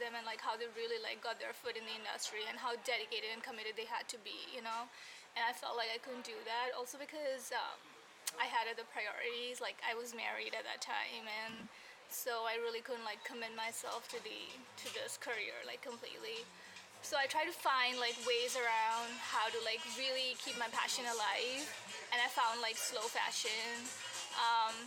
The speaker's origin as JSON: {"language": "English", "country": "India", "moved": "as an adult", "said": "That's what I went to college for back in India"}